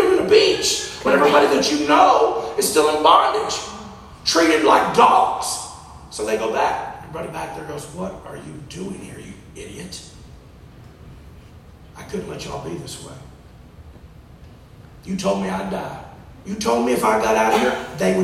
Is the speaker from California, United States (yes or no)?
no; Texas, United States; I'm from Texas